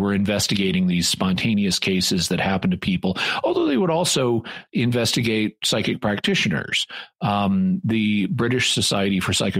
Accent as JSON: {"language": "English", "town": "Fayetteville", "region": "Arkansas", "country": "United States", "tie": "born or raised there", "said": "This is my home. I'm back in my hometown of Fayetteville, Arkansas."}